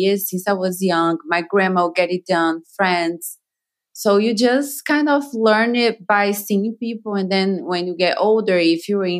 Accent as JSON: {"language": "English", "country": "Brazil", "second_language": "English", "moved": "as an adult", "lives_now": "Beverly Hills, United States", "said": "I am from Brazil. I learned everything in Brazil."}